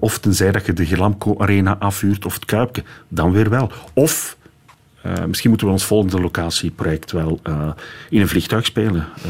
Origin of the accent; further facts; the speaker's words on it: Dendermonde, Flanders, Belgium; Ik ben van Dendermonde.